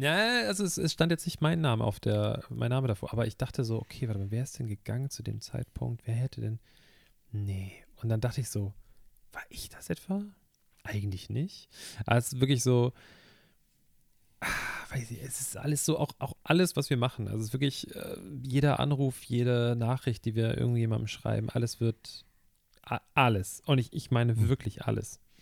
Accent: Hamburg, Germany; ich komme aus dem Stadtteil von Hamburg, in dem HP Baxter wohnt

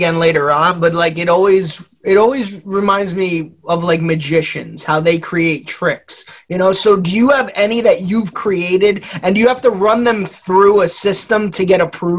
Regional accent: New Jersey, United States; now, obviously, we grew up in the U.S. We're from New Jersey on the East Coast.

